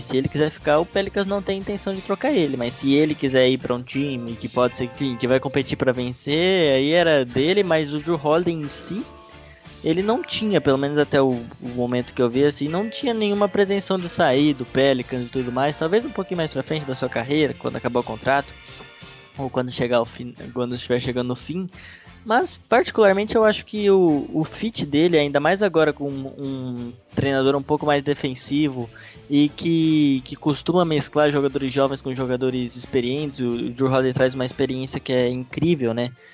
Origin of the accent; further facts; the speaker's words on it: Brazil; como brasileiro